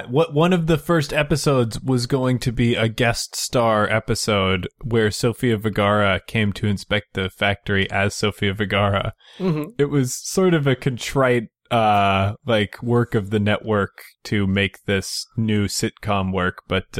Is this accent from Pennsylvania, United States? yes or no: no; California, United States; I grew up in California.